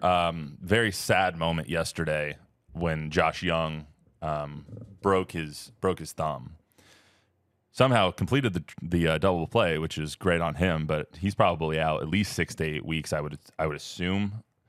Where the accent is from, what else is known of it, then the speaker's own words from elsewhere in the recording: Palm Desert, California, United States; I'm from Palm Desert, California